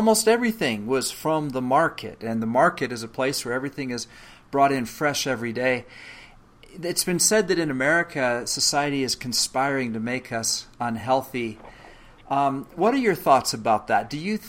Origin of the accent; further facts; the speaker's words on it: Canada; also born or lived in England; now in United States; As a matter of fact, I was born in England. My parents emigrated from England to Canada when I was a child, and now I live, of course, in the United States.